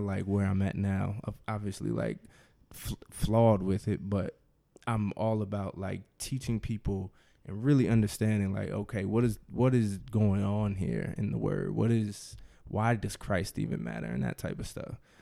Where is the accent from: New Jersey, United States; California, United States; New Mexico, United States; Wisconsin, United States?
New Jersey, United States; now in Washington, D.C., United States; I am from New Jersey. I live in D C with my wife, Rashida